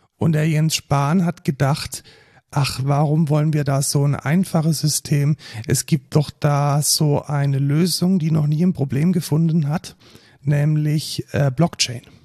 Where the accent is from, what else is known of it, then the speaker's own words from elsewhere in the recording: near Neckarsulm, Baden-Württemberg, Germany; aus Neckarsulm, das ist fast schon in meiner Heimat